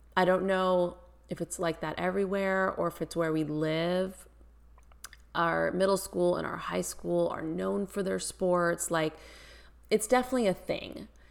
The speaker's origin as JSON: {"language": "English", "area": "Bay Area", "region": "California", "country": "United States", "said": "I'm from the Bay Area. you know, went to Warriors games my whole life"}